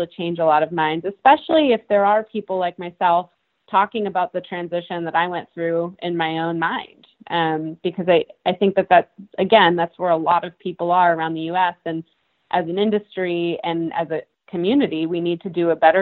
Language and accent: English; Massachusetts, United States; I grew up in Massachusetts